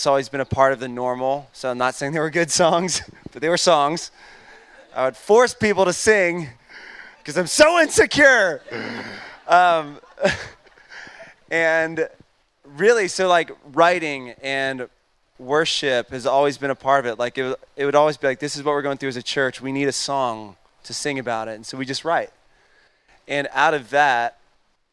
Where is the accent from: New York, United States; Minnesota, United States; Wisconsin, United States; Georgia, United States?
Georgia, United States; Atlanta; I'm born and raised in Atlanta